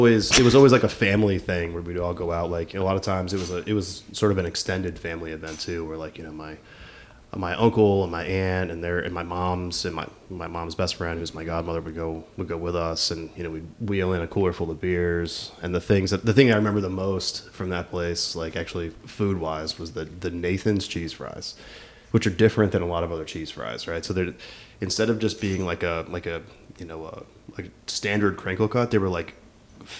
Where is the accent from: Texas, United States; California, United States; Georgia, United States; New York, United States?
New York, United States; Queensbury; moved away as an adult; also born or lived in Long Island, New York / Binghamton, New York; now in Kansas City, United States; when I was six, we moved from Long Island. My parents are from Brooklyn. We moved from Long Island to Queensborough, New York, which is about 20 or 30 minutes, give or take, from Saratoga